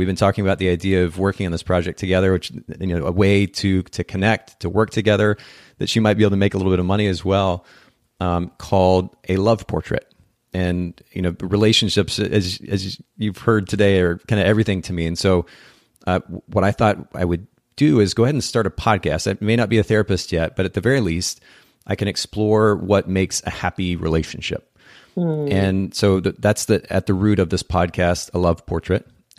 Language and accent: English; Japan; now in United States; I grew up in Japan as a missionary's kid and spent about 10 years there.